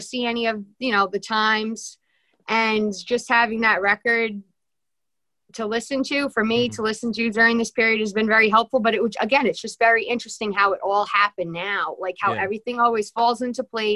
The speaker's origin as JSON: {"language": "English", "region": "New England", "country": "United States", "also_born_or_lived": "Nashville", "said": "I am from New England and I do have an accent."}